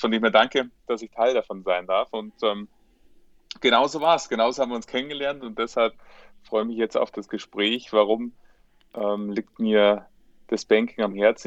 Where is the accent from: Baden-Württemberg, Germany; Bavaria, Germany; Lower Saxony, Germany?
Bavaria, Germany; Munich; bin äh, Münchner, lebte auch heute noch